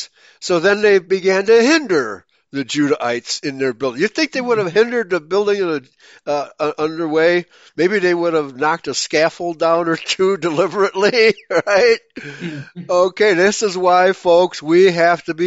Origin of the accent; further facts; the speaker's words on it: Germany; now in United States; I was born in Germany